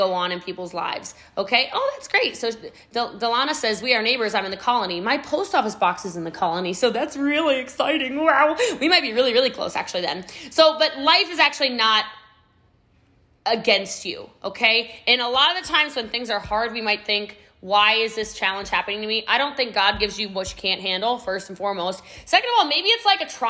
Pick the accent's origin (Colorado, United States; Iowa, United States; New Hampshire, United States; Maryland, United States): Maryland, United States; Middletown; now in Frisco, United States; I am from Middletown, Maryland, y'all. Okay. I live in Texas now. I live in Frisco, Texas.